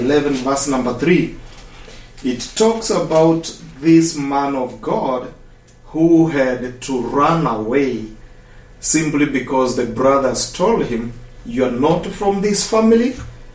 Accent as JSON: {"language": "English", "town": "Eldoret", "region": "Uasin Gishu County", "country": "Kenya", "said": "I come from Kenya, Africa, in a city called Eldoret."}